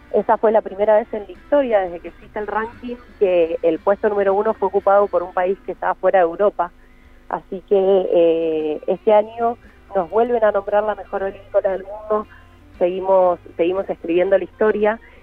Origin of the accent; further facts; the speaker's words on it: Buenos Aires, Argentina; moved away as an adult; now in Mendoza, Argentina; yo soy de Buenos Aires y vine tres meses y me terminé quedando un par de años hace que estoy acá